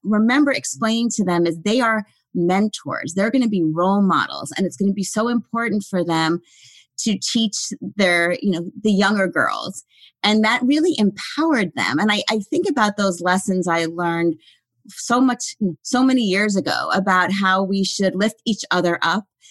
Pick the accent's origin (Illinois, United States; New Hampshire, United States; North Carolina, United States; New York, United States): New York, United States; White Plains; I grew up in Westchester County, right out in White Plains, New York, right outside the city